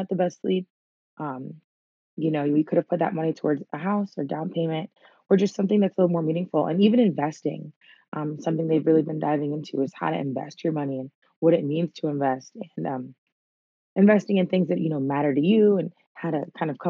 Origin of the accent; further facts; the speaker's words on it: Silver Spring, Maryland, United States; moved away; I'm from Silver Spring, Maryland, Montgomery County, till the day I die.